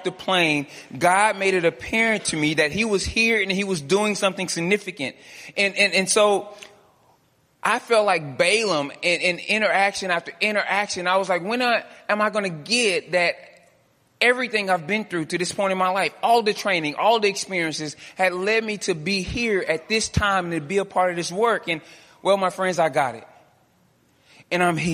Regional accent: Dallas, Texas, United States; I'm from Dallas

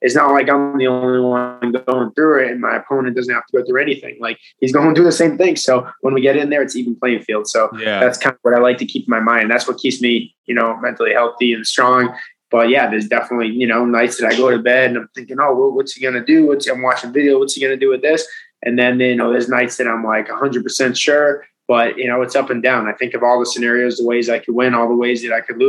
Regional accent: Peabody, Massachusetts, United States; I'm from Peabody, right next to Beverly

